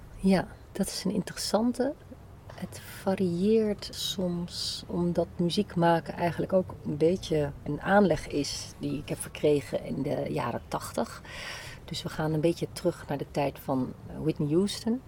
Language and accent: Dutch; Zeeland, Netherlands; moved away as an adult; also born or lived in Delft; now in Amsterdam, Netherlands; Zeeuws getogen